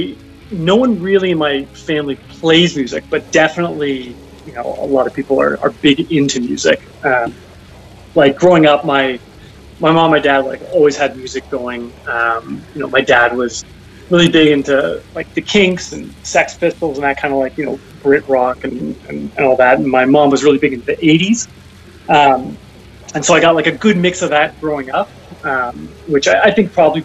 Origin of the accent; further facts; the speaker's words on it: Newmarket, Ontario, Canada; now in Toronto, Canada; I was born in Toronto, but raised in a town called Newmarket, which is 45 minutes north of the city, a small town